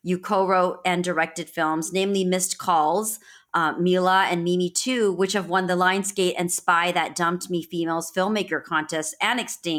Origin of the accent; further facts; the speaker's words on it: India; I'm being Indian, being South Asian